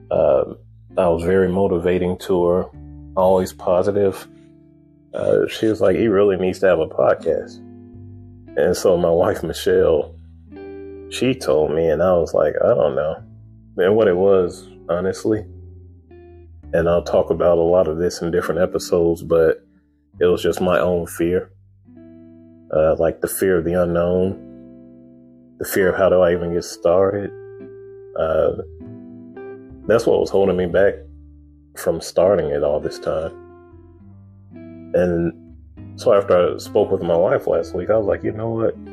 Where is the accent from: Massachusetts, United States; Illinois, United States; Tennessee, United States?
Illinois, United States; Chicago; born there; I was born in Chicago, Illinois.